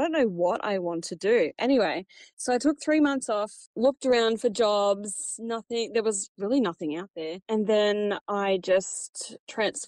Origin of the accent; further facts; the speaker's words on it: Cobar, New South Wales, Australia; now in Dubbo, Australia; I'm originally from Cobar. I grew up on a sheep farm about 10Ks out of Cobar.